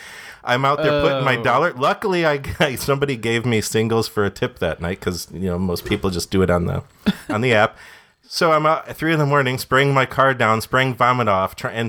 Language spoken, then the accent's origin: English; Detroit, Michigan, United States; moved away; also born or lived in Redford, Michigan; I'm from the Detroit area, the suburbs.